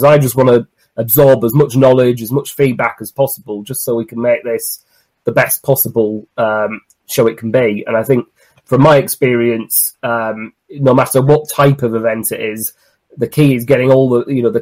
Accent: Cumbria, North West England, United Kingdom; moved away; I'm originally from Cumbria

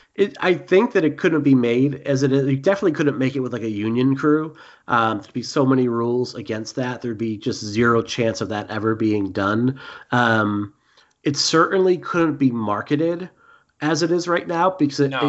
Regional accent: Boston, Massachusetts, United States; accent: Boston; my Boston accent

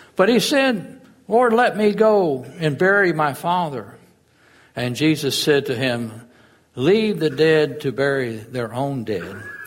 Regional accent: Fort Walton Beach, Florida, United States; I grew up in Fort Walton

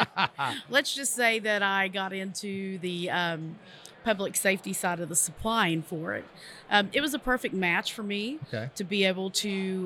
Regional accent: Lexington, Kentucky, United States; I'm from Lexington, Kentucky.

